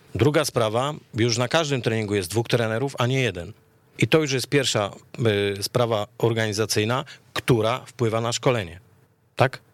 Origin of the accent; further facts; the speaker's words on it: Lesser Poland, Poland; ja jestem z Małopolski